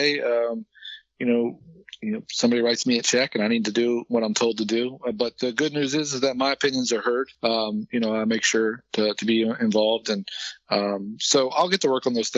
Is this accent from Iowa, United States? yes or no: no; Maryland, United States; I was born and raised in Maryland